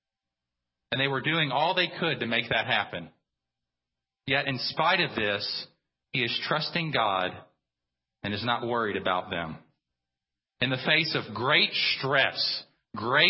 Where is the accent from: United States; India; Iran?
United States; we as American Christians